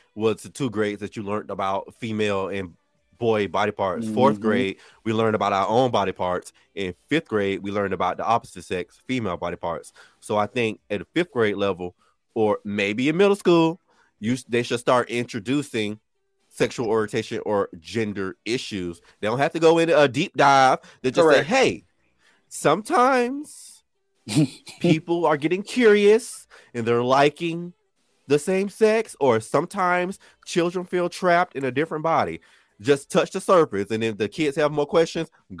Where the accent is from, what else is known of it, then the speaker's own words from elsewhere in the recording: Orlando, Florida, United States; now in Hawaii, United States; I'm originally from Orlando, Florida